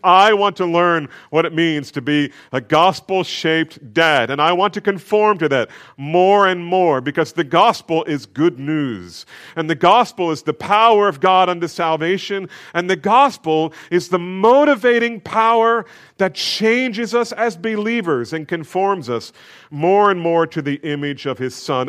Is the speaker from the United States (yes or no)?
yes; New Jersey, United States; I grew up in New Jersey.